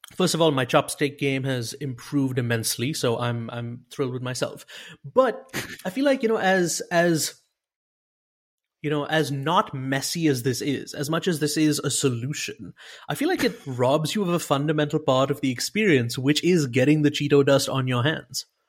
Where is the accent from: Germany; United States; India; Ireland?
India; I'm, I'm Indian.